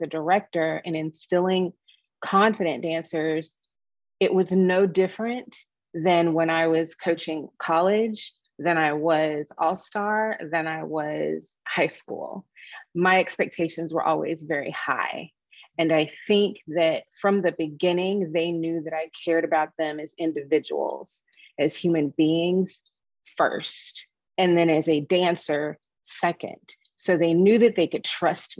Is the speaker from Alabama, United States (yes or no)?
no; Dallas, Texas, United States; moved away as an adult; also born or lived in Midwest; I'm a Texas girl. I was born and raised in Dallas.